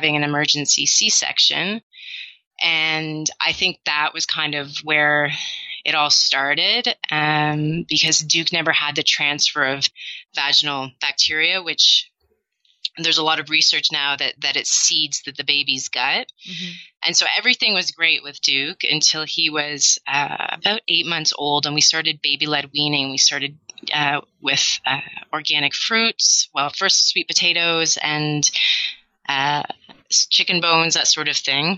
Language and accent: English; Canada; moved away as an adult; now in Amsterdam, Netherlands; I'm a Canadian expat. I've been in Amsterdam for 12 years now